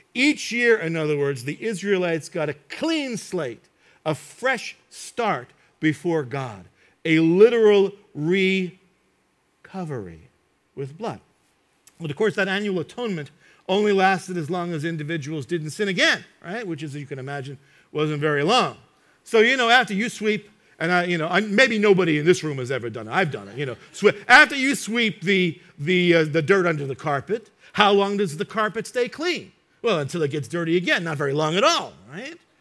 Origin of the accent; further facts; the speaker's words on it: United States; I grew up in New York and New Jersey